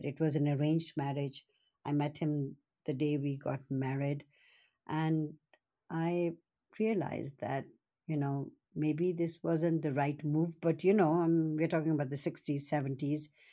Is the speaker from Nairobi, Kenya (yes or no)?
yes; Nairobi, Kenya; now in British Columbia, Canada; I was born and brought up in Kenya